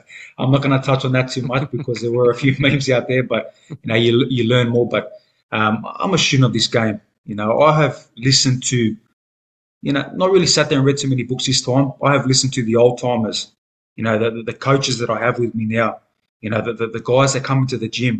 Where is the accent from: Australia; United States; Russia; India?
Australia